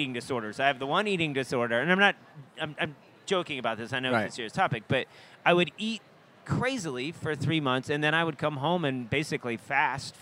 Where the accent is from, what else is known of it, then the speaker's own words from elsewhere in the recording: Atlanta, Georgia, United States; also born or lived in Maine / New York; now in Austin, United States; some of those things I grew up with in Atlanta